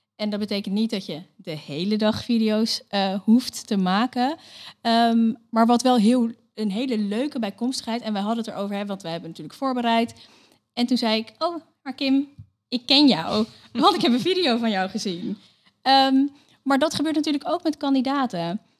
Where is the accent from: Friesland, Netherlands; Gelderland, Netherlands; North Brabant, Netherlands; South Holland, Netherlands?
South Holland, Netherlands; Leiden; geboren en getogen in Leiden